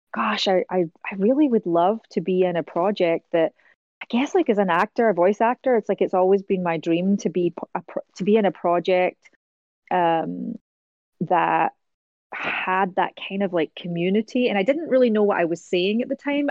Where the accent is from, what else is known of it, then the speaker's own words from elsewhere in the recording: Scotland, United Kingdom; moved away as an adult; also born or lived in America; now in United States; as a Scottish person